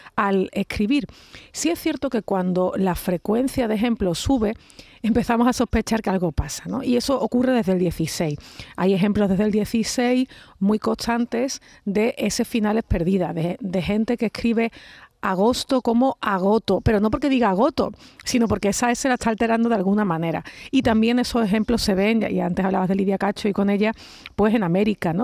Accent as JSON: {"language": "Spanish", "region": "Andalusia", "country": "Spain", "said": "Nosotros no somos unos glotófagos los andaluces"}